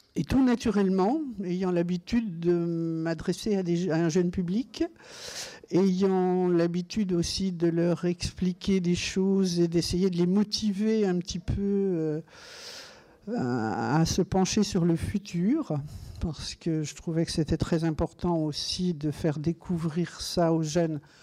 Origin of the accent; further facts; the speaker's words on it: Meursault, Bourgogne-Franche-Comté, France; puisque je suis bourguignonne. Je revendique le fait que je suis née à Meursault, dans les grands vins blancs de Bourgogne